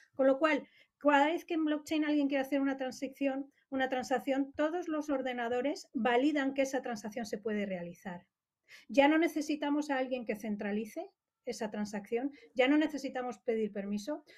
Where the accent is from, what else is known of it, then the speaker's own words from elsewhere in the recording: Madrid, Community of Madrid, Spain; soy de aquí de Madrid